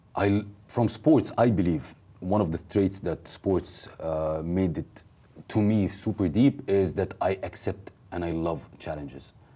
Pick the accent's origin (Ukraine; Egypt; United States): Egypt; moved away as an adult; also born or lived in South Korea; I moved from Egypt to South